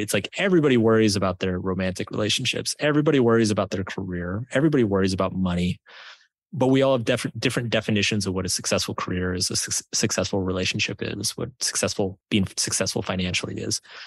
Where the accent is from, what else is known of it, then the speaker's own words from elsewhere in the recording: Texas, United States; I grew up in Texas